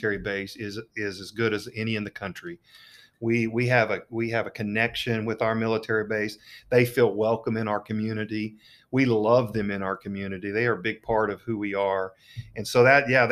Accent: Enid, Oklahoma, United States; moved away as an adult; as a kid growing up in Enid

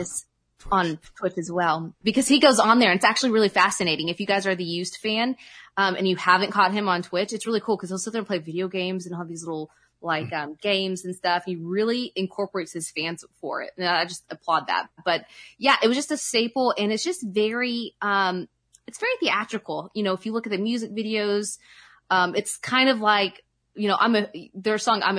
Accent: Oklahoma, United States; I'm from Oklahoma and we're a little bit behind the times here

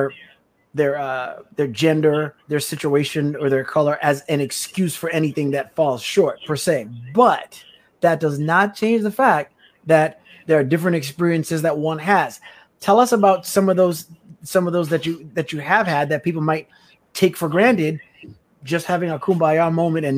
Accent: U.S. Virgin Islands; I'm from the U.S. Virgin Islands, a Black man

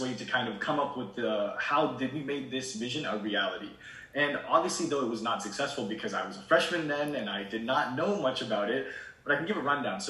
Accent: Shrewsbury, Massachusetts, United States; also born or lived in India; I moved here at the age of 5 to Shrewsbury, Massachusetts, and I've been here ever since.

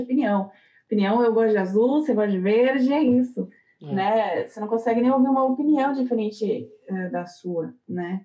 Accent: Brazil; now in Germany; A gente não sente tanto a responsabilidade como cidadão, como pessoa, como brasileiro

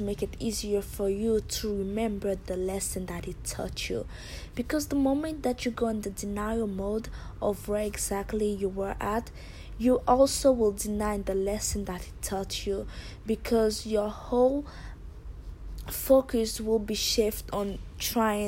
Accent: Haiti; moved away; I'm from Haiti

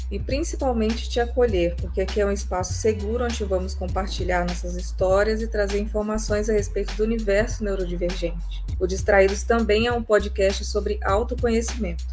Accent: Vila Velha, Espírito Santo, Brazil; now in Rio Grande do Sul, Brazil; moro no Rio Grande do Sul atualmente, mas nasci no Espírito Santo, em Vila Velha

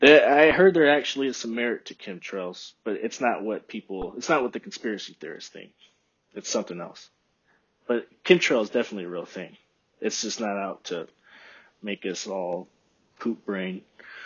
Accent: Texas, United States; accent: broad American; Like, people, when I tell them I'm from Texas, they're always surprised. Like, you don't sound like you're from Texas.

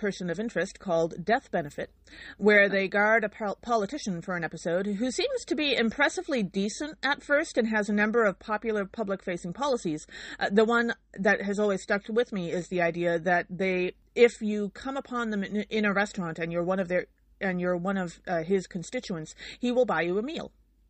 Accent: Illinois, United States; I'm from Illinois.

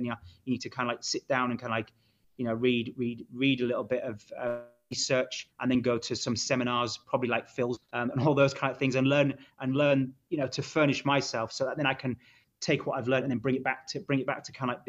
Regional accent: Hull, Yorkshire and the Humber, United Kingdom

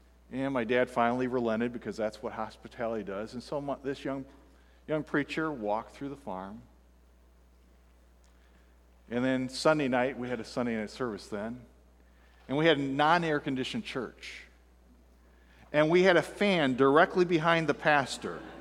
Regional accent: Fulton, Illinois, United States; born or raised there; moved away; also born or lived in Florida

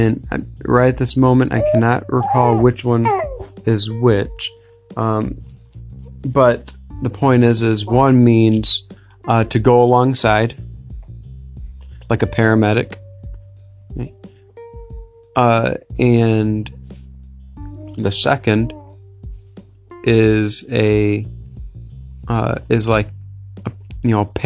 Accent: United States; me as an American

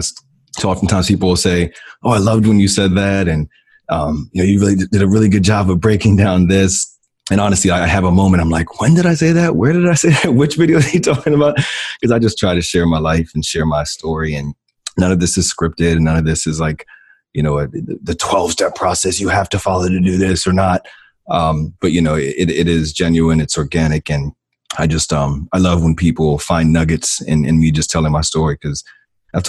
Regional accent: Silver Spring, Maryland, United States; moved away as an adult; also born or lived in Virginia; Born and raised in Silver Spring, Maryland, about 45 minutes from Washington, D.C.

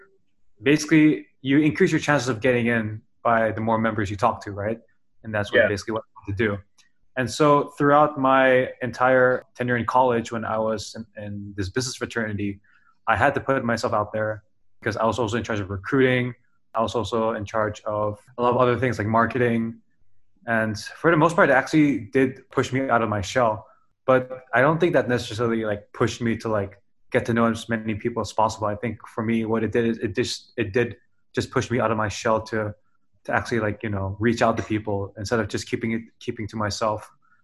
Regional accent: New York, United States; born there; also born or lived in Canada / Singapore / Indonesia; So to give you guys some context, I was born in New York. I lived in Canada and I lived in Singapore. And it wasn't until I started my 10th grade in Espeha, Indonesia.

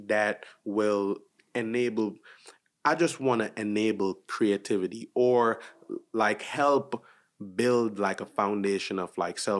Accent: Jamaica; And also too, like especially since I'm Jamaican, there's a part of me that's been radiating to tap into my culture to create like art.

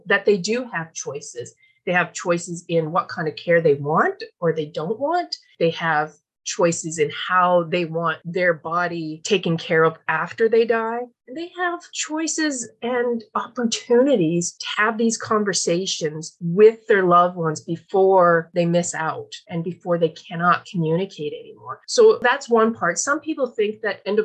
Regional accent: Newfoundland and Labrador, Canada; moved away as an adult; now in British Columbia, Canada; a 20-something year old feisty Newfoundland girl

